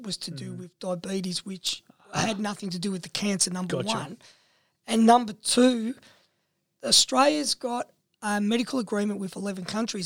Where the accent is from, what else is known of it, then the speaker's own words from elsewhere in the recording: England, United Kingdom; being English, not understanding a word of Italian